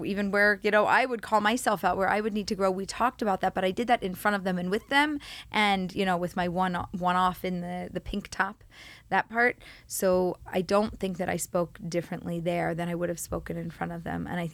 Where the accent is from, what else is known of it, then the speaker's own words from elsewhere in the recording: Philadelphia, Pennsylvania, United States; moved away as an adult; now in Pardes Hanna, Israel; I was born and raised in Philly